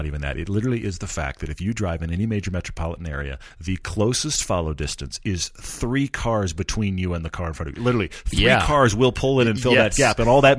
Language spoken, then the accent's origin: English; Texas, United States; also born or lived in Los Angeles; I mean, I grew up in Texas where we have tons of space and then drove in LA where they don't really use the horn much.